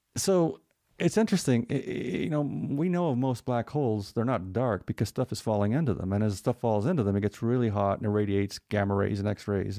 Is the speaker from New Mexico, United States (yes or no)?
yes; New Mexico, United States; I'm from New Mexico